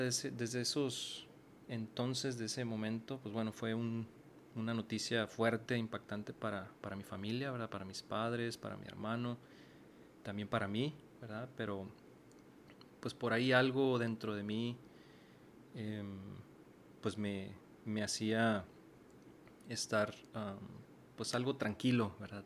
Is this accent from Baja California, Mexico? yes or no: yes; Mexicali, Baja California, Mexico; moved away as an adult; now in Monterrey, Mexico; yo soy originario de Mexicali, Baja California y tengo ya varios años viviendo en la ciudad de Monterrey